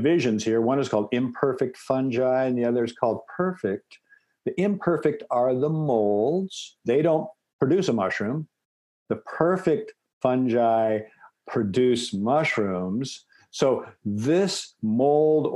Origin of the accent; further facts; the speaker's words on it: Seattle, Washington, United States; I'm from the Pacific Northwest, raised in Seattle